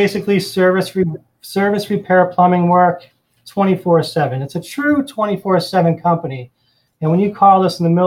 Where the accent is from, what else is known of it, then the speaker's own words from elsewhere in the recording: Boston, Massachusetts, United States; moved away as an adult; now in Florida, United States; I'm originally from the Boston area, and I worked up there for many, many years